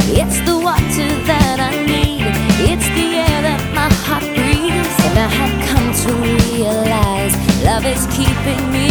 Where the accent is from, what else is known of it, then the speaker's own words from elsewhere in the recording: South Africa; Hi, I'm …, and I'm from South Africa.